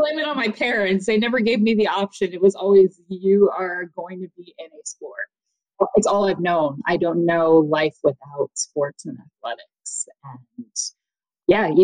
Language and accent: English; United States; also born or lived in Boston, United States; I grew up right outside of New York City